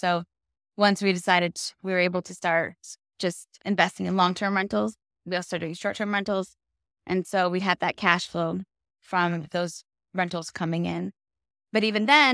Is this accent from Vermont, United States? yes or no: yes; Vermont, United States; moved away as an adult; now in Fort Lauderdale, United States; I was born and raised in Vermont, but I now live in Fort Lauderdale, Florida. Been here since 2006.